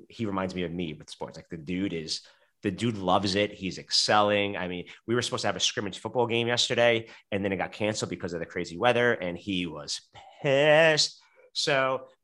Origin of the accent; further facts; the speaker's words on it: New York City, New York, United States; I grew up in Brooklyn, New York